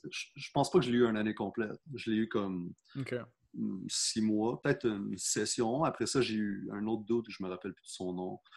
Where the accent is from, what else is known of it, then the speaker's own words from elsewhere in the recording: South Shore, Quebec, Canada; parce que moi, je viens de la Rive-Sud.